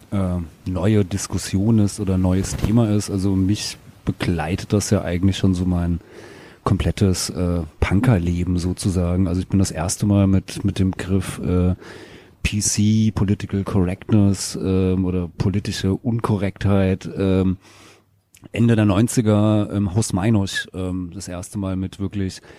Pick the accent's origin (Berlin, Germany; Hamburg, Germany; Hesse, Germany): Hesse, Germany; Äh, weil da, wo ich herkomme aus dem Rheingau, da gab's halt äh, nichts mit, mit Punkrock.